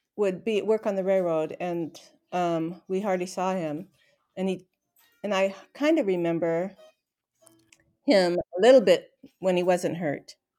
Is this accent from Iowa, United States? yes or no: no; Renton, Washington, United States; I was born in Renton, Washington